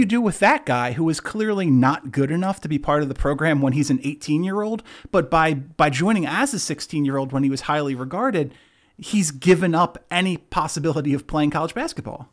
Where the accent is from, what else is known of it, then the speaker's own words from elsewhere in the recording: California, United States; I was born in California